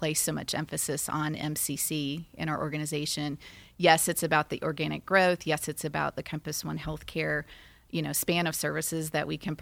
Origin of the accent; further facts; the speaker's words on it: Poplar Bluff, Missouri, United States; I was born in Poplar Bluff, Missouri.